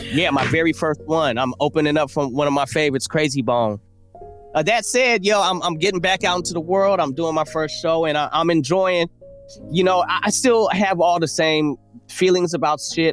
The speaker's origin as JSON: {"language": "English", "town": "Oakland", "region": "California", "country": "United States", "tie": "born or raised there", "said": "I was growing up in Oakland"}